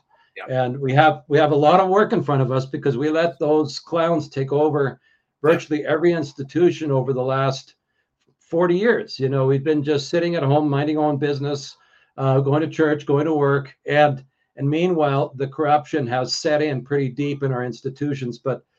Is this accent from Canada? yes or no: yes; Alberta, Canada; A lot of the truckers in Ottawa, we're from Alberta.